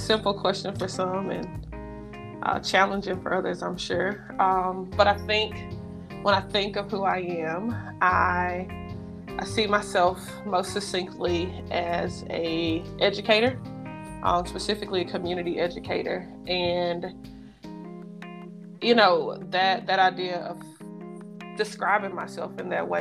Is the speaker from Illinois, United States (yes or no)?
no; Memphis, Tennessee, United States; moved away as an adult; also born or lived in Mississippi / Alabama / Kentucky; now in Pittsburgh, United States; I am from Memphis, Tennessee. I was born there